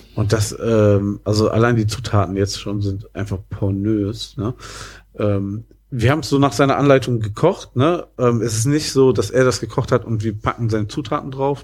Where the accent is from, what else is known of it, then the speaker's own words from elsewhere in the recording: about ten minutes' drive from Langenberg, near Wuppertal, North Rhine-Westphalia, Germany; das ist wirklich ein Katzensprung von da, wo ich groß geworden bin